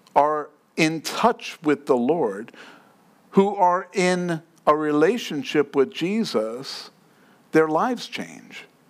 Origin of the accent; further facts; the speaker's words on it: New York City, New York, United States; Now, I grew up in New York. And I took the subway at 4 o'clock in the morning at 14 years old.